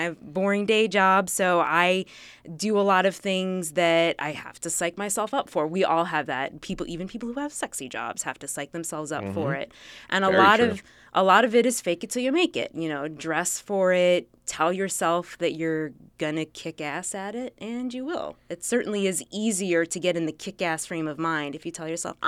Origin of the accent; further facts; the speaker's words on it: Milwaukee, Wisconsin, United States; moved away as an adult; now in Washington, D.C., United States; so I grew up in the Midwest in Milwaukee, Wisconsin, go Packers, and moved to D.C.